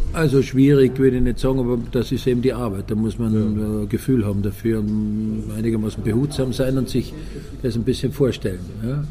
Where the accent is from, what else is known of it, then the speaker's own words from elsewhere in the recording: Austria; moved away; also born or lived in Switzerland; als Österreicher